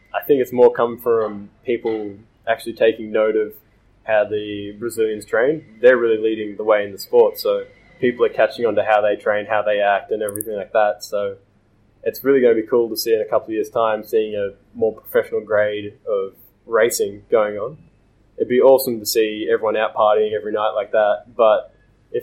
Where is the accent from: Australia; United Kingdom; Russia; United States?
Australia; being Australian